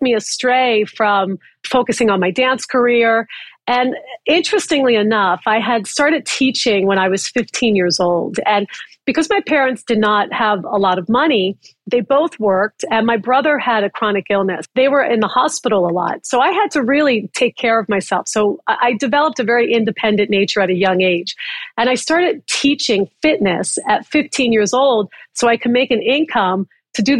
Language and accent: English; Upper Darby, Pennsylvania, United States; now in Los Angeles, United States; I grew up in Philadelphia, and I grew up in a working class blue collar town called Upper Darby, right outside of West Philly.